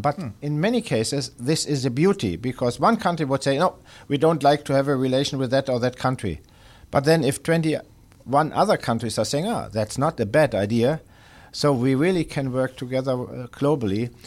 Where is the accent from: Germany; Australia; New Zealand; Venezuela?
Germany; moved away; home country or my former home country, Germany